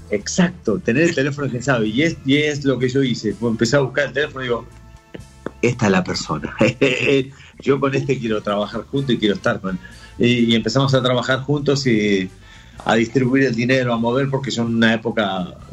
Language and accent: Spanish; Buenos Aires Province, Argentina; now in Spain; después de ahí nos volvimos a Varela, después de Varela nos fuimos a, a Bernal, de Bernal fuimos a Quilmes, de Quilmes anduvimos por tres sitios hasta que yo me fui de Argentina y vine a vivir a España.